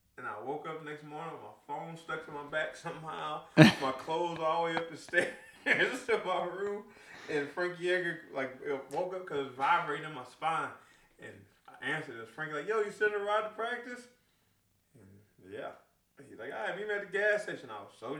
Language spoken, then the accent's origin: English; Rockton, Illinois, United States; also born or lived in Rockford, Illinois; I was born in Rockford, but moved to Rockton at a young age and raised up there.